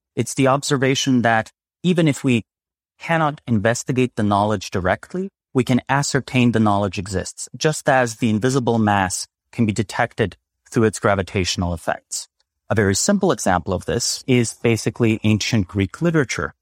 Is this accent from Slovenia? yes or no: yes; Slovenia; moved away; I'm originally from Slovenia